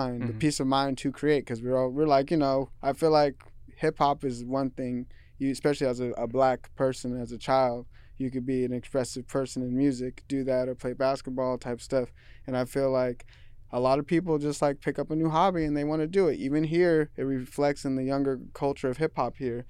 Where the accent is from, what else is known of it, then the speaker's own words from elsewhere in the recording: Seattle, Washington, United States; I listened to a lot of rock growing up in Seattle and the area that I was in.